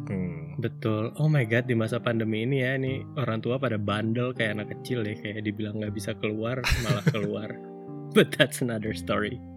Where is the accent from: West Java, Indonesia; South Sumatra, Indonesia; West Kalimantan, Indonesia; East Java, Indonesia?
West Kalimantan, Indonesia; Sanggau; now in Bandung, Indonesia; Karena dulu aku pindahnya itu dari Kalimantan Barat, kota kecil pula ya dari Sanggau aku selalu takut kalau misalnya aku pindah lagi ke kota besar ke Bandung